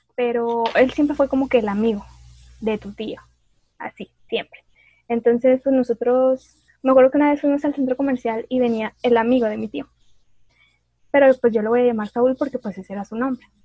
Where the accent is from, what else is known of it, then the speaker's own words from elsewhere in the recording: Monterrey, Nuevo León, Mexico; una regia